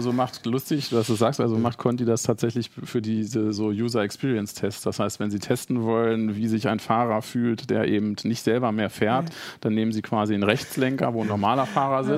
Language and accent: German; Hanover, Lower Saxony, Germany; als Hannoveraner